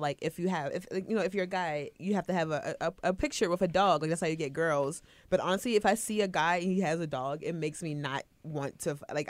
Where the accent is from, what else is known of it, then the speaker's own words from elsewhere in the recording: East Coast, United States; now in Seattle, United States; So, like, I moved out here. I'm from the East Coast. Like, I'm out here by myself.